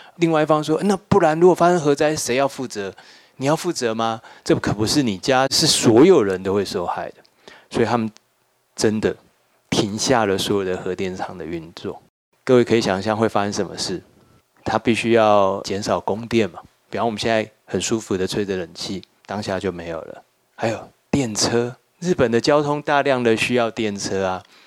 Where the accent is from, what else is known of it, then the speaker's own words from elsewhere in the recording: Taiwan; 我们作为一个台湾人，我们也应该要读这本书